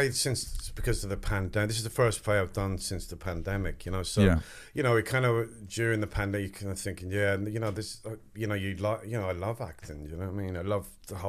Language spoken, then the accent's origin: English; Wexford, Leinster, Ireland; accent: English; because I have an English accent, but I was brought up in Wexford, so I was telling him, you know, I'm from Wexford